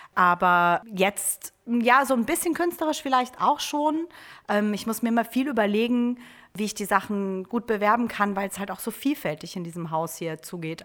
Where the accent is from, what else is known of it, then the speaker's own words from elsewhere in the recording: Trier, Rhineland-Palatinate, Germany; moved away as an adult; now in Oldenburg, Germany; ich komme eigentlich ursprünglich aus Trier